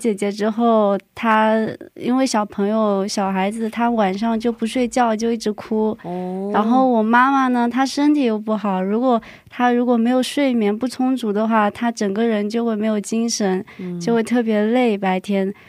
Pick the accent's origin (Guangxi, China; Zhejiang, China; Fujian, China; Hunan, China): Zhejiang, China; Hangzhou; now in South Korea; 嗯，我是杭州人，现在在韩国留学。